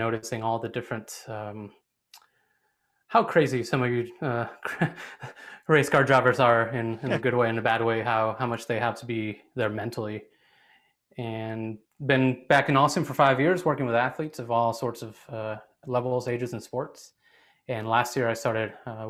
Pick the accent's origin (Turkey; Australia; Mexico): Mexico; moved away; also born or lived in Arizona; I was born and raised in Mexico